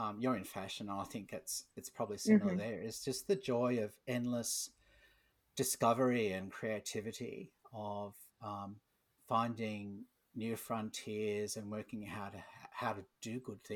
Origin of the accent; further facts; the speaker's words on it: Australia; I'm an Australian.